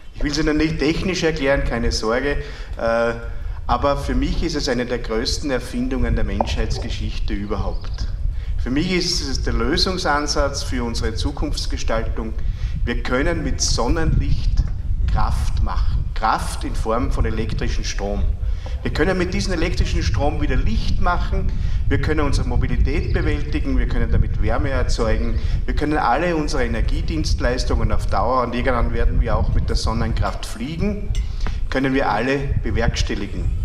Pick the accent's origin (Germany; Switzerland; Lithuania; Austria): Austria; Freistadt, Upper Austria; bei uns in Freistadt im Müllviertel